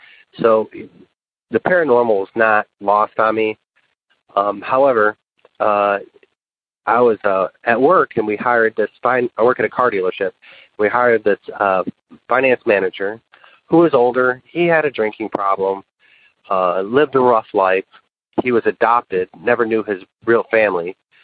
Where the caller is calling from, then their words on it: West Tennessee, United States; I'm calling you from West Tennessee. I work at a car dealership. I'm 40 years old.